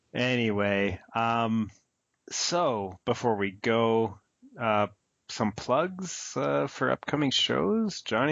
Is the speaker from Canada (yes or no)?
yes; Calgary, Alberta, Canada; moved away as an adult; also born or lived in Victoria, Canada; now in Vancouver area, Canada; my dear friend Travis, who I grew up with in Calgary, went to junior high and high school